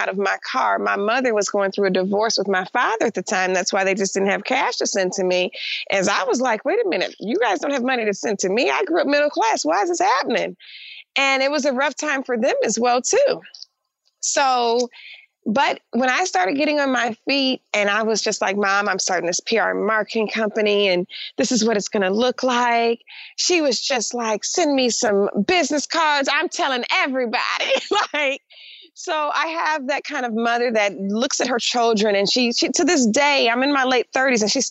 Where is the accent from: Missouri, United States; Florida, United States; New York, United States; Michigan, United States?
Michigan, United States; Detroit; I grew up in Detroit, Michigan, which was 80% African-American or 88% African-American at the time.